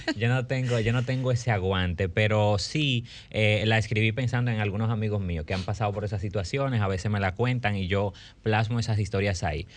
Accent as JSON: {"language": "Spanish", "country": "Dominican Republic", "said": "como artista dominicano"}